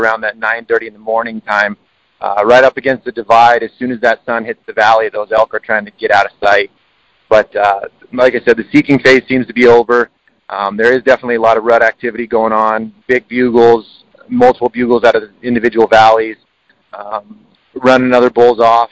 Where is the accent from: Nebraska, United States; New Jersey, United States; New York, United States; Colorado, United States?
Colorado, United States; Denver; I was born and raised in Denver